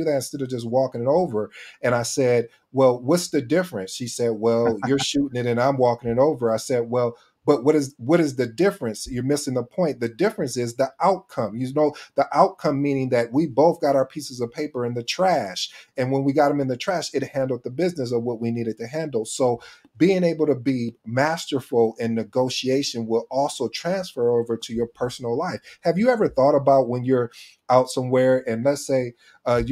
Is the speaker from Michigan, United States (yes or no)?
yes; Michigan, United States; When I was growing up in Michigan